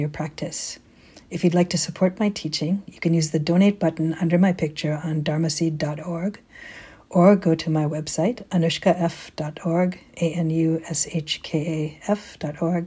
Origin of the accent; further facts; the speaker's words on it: East Coast, United States; now in West Coast, United States; I grew up in the East Coast.